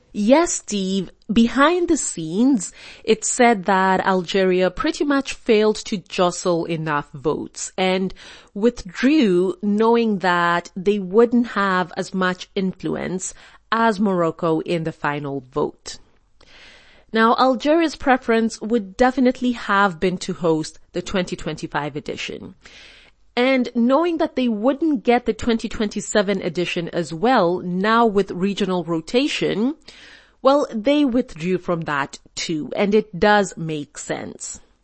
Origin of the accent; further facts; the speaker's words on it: Kenya; being Kenyan